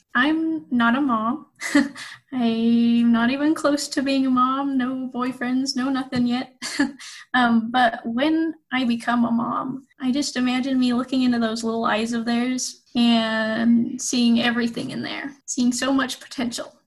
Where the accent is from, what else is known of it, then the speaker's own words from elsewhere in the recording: Pleasant Grove, Utah, United States; also born or lived in Provo, Utah / Hawaii / Germany; I grew up in Pleasant Grove, Utah